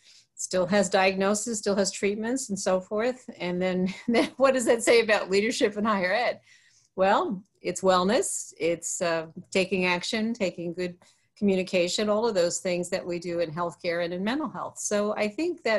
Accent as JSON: {"language": "English", "area": "Long Island", "region": "New York", "country": "United States", "tie": "born or raised there", "also_born_or_lived": "rural America", "moved": "as an adult", "lives_now": "Pennsylvania, United States", "said": "I have relatives in Pennsylvania, born in New York. And so this part of the world, rural America, even though I lived on Long Island"}